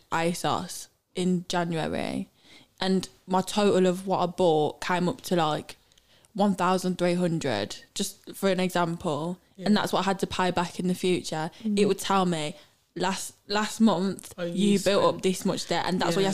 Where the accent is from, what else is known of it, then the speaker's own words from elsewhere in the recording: Sutton Coldfield, West Midlands, United Kingdom; I'm from Sutton Coldfield in Birmingham and I'm a singer